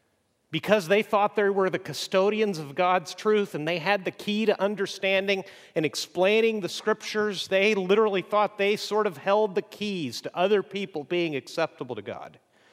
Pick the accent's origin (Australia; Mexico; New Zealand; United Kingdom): Mexico; As I've mentioned, I grew up in Mexico